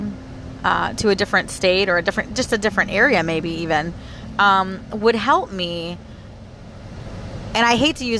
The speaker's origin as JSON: {"language": "English", "region": "Florida", "country": "United States", "tie": "born or raised there", "said": "I was born and raised here in Florida"}